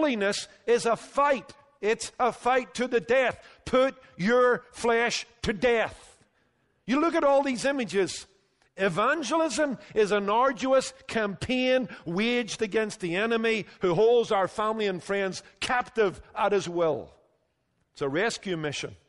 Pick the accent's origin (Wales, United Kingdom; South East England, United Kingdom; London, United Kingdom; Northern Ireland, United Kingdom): Northern Ireland, United Kingdom; moved away; when I was growing up in Northern Ireland